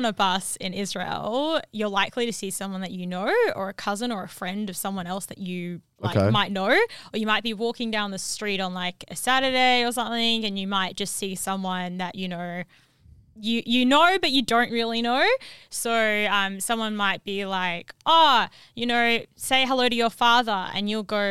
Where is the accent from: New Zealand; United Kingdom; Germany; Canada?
New Zealand; also born or lived in Perth, Australia; So I was raised by lots of South Africans. I'm from New Zealand originally.